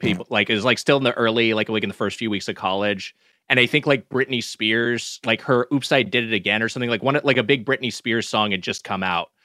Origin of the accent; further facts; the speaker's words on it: Southern California, United States; as someone from SoCal